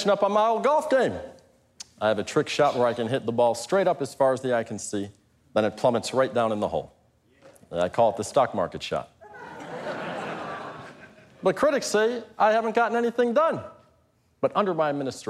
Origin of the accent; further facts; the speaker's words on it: Chicago, Illinois, United States; I'm from Chicago